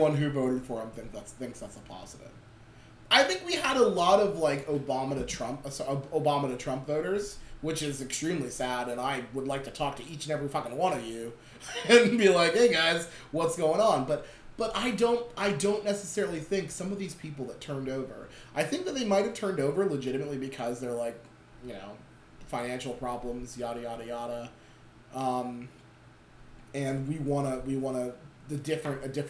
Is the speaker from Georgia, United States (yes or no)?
no; Schuylkill County, Pennsylvania, United States; I grew up in Schuylkill County